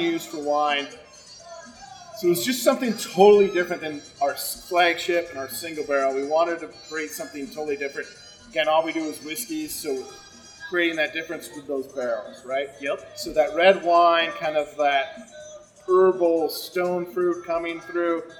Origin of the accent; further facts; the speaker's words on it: Colorado, United States; growing up in Colorado